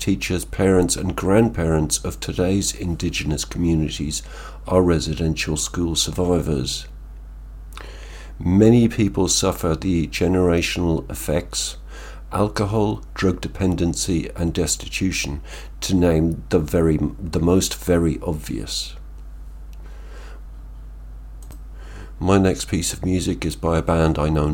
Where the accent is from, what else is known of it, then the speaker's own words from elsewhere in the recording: Ireland; I'm Irish